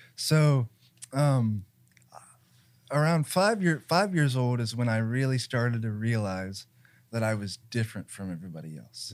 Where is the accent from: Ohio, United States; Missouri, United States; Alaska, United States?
Ohio, United States; Columbus; I was born in Mount Carmel, but I went back and forth between nationwide children's and Mount Carmel